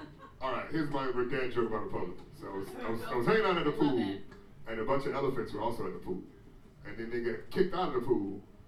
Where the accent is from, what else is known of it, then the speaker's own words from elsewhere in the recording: United States; now in Washington, D.C., United States; I'm American. All day, and a D.C. citizen.